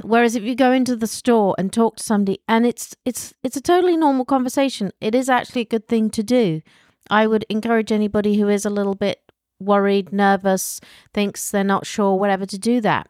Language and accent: English; United Kingdom; moved away; as a Brit